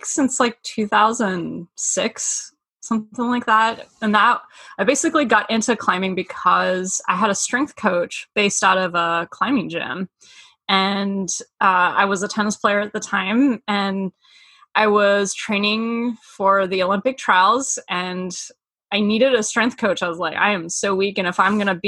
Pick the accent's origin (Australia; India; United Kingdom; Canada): Australia; Queensland; moved away as an adult; also born or lived in Mauritius / Denver, United States; I grew up in Australia. So I would travel all around Queensland to play like all of the youth tournaments